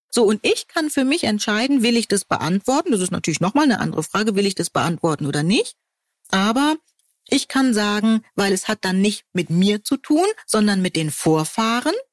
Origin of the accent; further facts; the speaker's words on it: Hamburg, Germany; ich komme aus Hamburg oder ich komme aus Buxtehude.